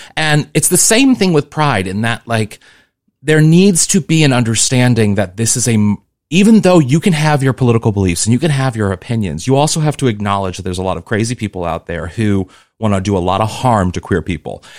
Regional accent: Missouri, United States; moved away as an adult; also born or lived in New York / Los Angeles; I come from Missouri

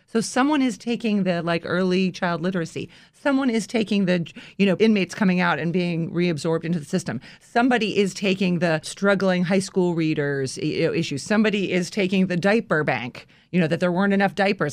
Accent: Washington, District of Columbia, United States; moved away as an adult; also born or lived in New York; this is my hometown

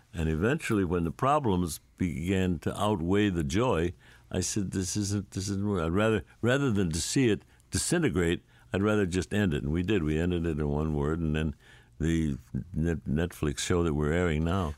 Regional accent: St. Louis, Missouri, United States; I grew up in Saint Louis

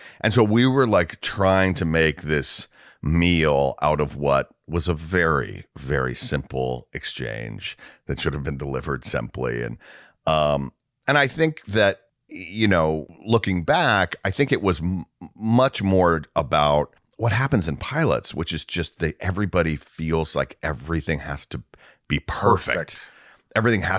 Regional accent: the South, United States; And I'm from the South, so like

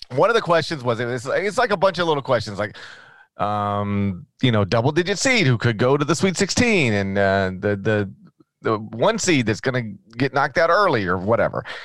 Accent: Memphis area, Tennessee, United States; I grew up on Highway 51

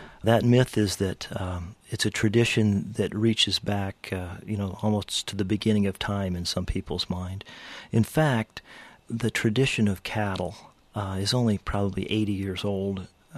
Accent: Rust Belt, United States; I was from the Rust Belt.

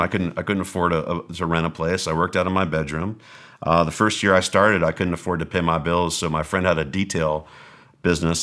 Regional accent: Southern California, United States; moved away; also born or lived in Mesa, Arizona; I was from Southern California

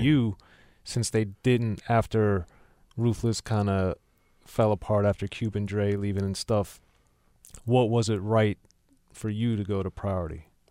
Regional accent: Maryland, United States; I'm from Maryland

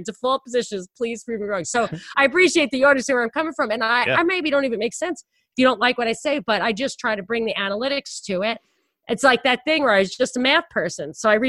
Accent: New York, United States; And I'm from New York.

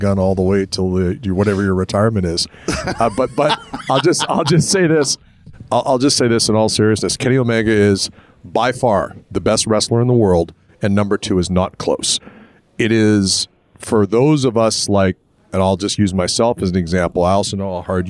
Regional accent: Winnipeg, Manitoba, Canada; we grew up in Winnipeg watching Nick Bockwinkle

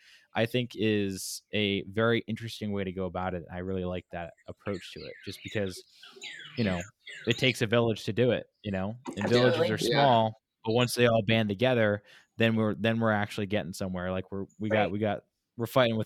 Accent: California, United States; born there; also born or lived in Hawaii; I lived out in Hawaii. I was born in California. So I'm very much so connected to the Pacific.

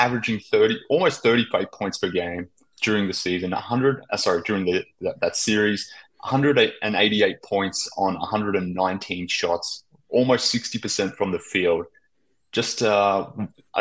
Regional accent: Australia; from Australia

